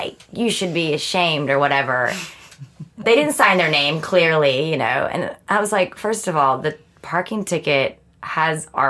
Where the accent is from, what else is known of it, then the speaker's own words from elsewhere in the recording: United States; also born or lived in London; now in Stockholm, Sweden; an American living in Sweden